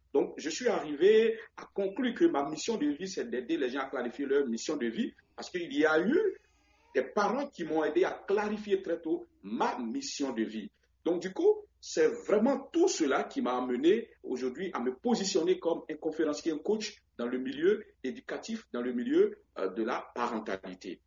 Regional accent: Vallée du Bandama, Côte d’Ivoire; je suis originaire de la Côte d'Ivoire, natif de Bourbeau et une petite coquette ville située à quelques kilomètres de Boaké, dans le centre de la Côte d'Ivoire

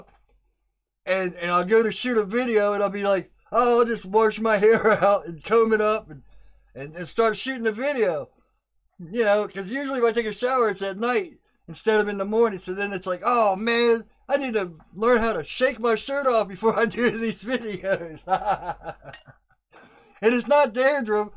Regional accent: United States; I'm an American and we're just stubborn people.

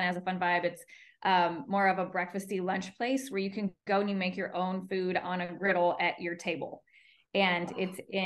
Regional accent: Iowa, United States; moved away as an adult; now in Nashville, United States; I grew up in Iowa, which is in the Midwest, and it's very family oriented

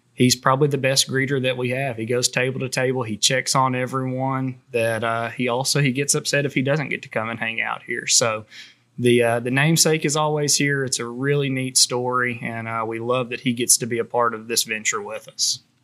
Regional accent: Camden, United States; I'm originally from Camden

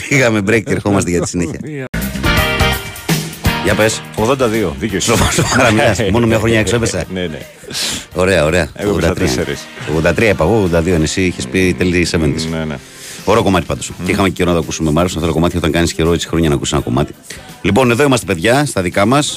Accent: Servia, Western Macedonia, Greece; Λοιπόν, εγώ ξέρεις, είμαι από τα Σέρβια, έτσι.

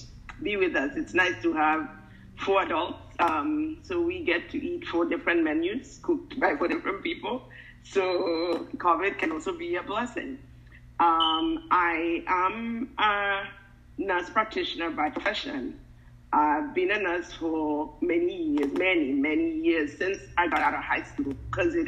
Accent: Kenya; now in United States; I love my country, Kenya. I've been in America long, but my heart is always with Kenya because that's where I was born. And like it or I don't, I'm Kenyan through and through.

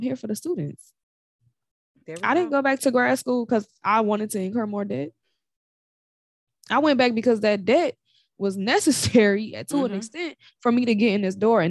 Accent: Chicago, Illinois, United States; accent: Chicago; because being a native of Chicago is always me. But having been raised in Chica

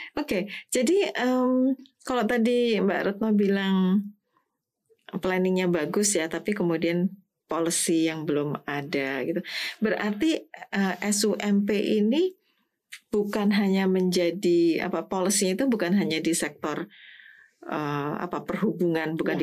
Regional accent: Semarang, Central Java, Indonesia; Saya dari Semarang

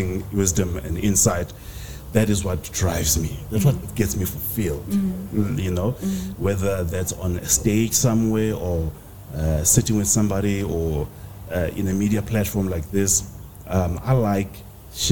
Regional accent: Newcastle, KwaZulu-Natal, South Africa; also born or lived in Bloemfontein, Free State; I come from KwaZulu-Natal

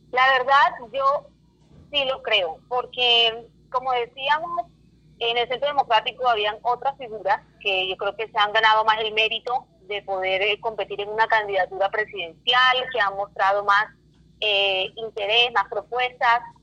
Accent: Barranquilla, Atlántico, Colombia; soy eh, barranquillera

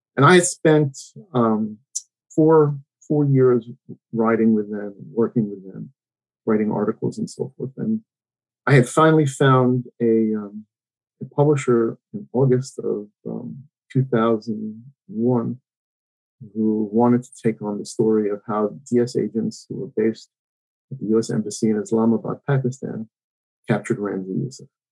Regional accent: New York City, New York, United States; I grew up in um, Queens, New York. Um, I grew up in New York City

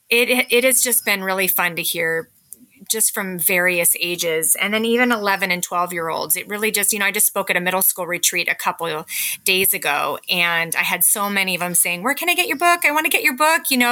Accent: California, United States; moved away as an adult; now in Parkland, United States; I was raised in California and I came up to Washington to attend college

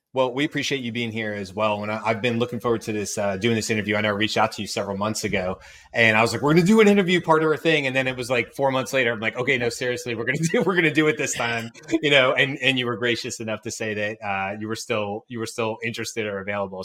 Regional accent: Georgia, United States; I grew up in Georgia

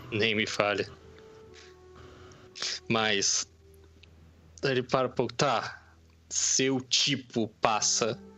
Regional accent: Volta Redonda, Rio de Janeiro, Brazil; now in São Paulo, Brazil; tenho 32 anos, sou originário da cidade de Volta Redonda, interior do Rio de Janeiro, e dos últimos anos tenho residido aqui na cidade de São Paulo, capital

